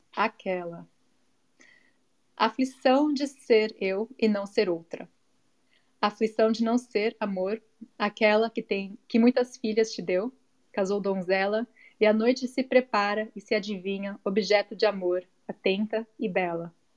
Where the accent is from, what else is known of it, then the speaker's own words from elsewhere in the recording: São Paulo, Brazil; now in United States; crescendo em São Paulo